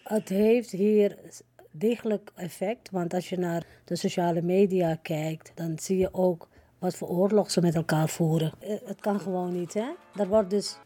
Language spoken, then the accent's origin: Dutch; Suriname; now in Netherlands; Kijk, ik woon al 53 jaar hier in Nederland. Maar ik ben een Surinamer. Ik blijf ook een Surinamer